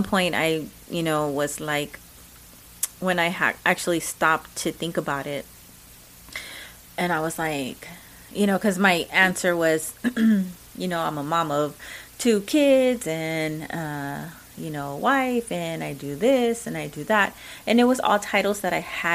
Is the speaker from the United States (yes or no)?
yes; Texas, United States; accent: Mexican; I am a Mexican American. I love that I'm an American. I am proud of that. I'm a true Texan.